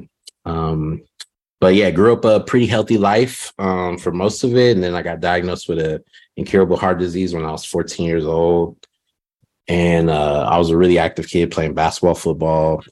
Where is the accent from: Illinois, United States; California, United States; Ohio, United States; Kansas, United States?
California, United States; Southern; moved away as an adult; also born or lived in Redding, California; now in Austin, United States; I was born in Southern California